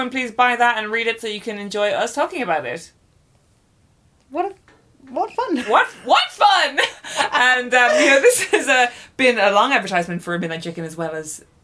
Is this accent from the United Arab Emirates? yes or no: yes; Dubai, United Arab Emirates; oh right and I grew up in Dubai everyone